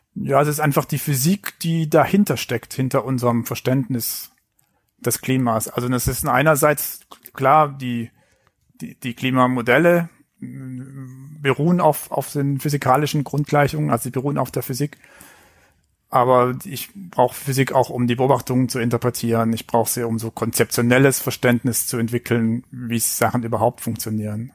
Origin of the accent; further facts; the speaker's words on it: Filder, near Stuttgart, Baden-Württemberg, Germany; accent: Swabian; now in Hamburg, Germany; Aufgewachsen bin ich dann auf den Fildern